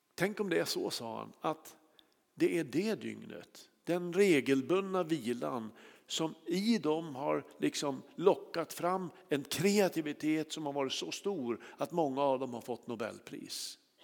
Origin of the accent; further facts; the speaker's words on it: Kramfors, Västernorrland County, Sweden; i Kramfors där jag är uppvuxen